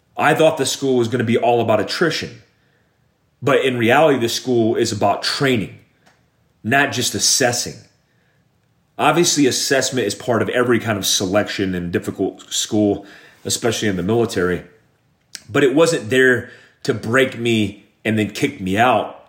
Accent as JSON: {"language": "English", "town": "Daytona Beach", "region": "Florida", "country": "United States", "tie": "born or raised there", "said": "I grew up in Daytona Beach, Florida"}